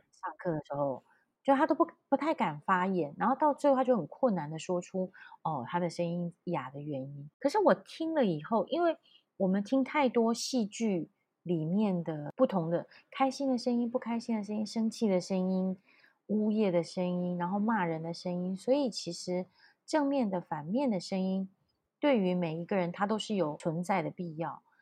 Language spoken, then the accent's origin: Chinese; Taichung, Taiwan; 我是台中人，然后我连国语也有一点点，呃，我觉得应该是软软的